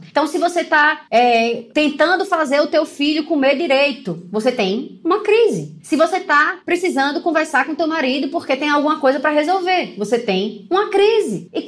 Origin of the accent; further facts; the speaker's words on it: Maceió, Alagoas, Brazil; moved away; minha cidade natal, Maceió